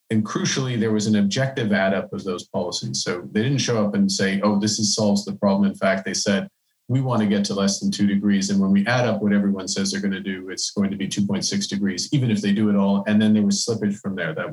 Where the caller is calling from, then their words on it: Canada; I'm, I'm joining you from Canada.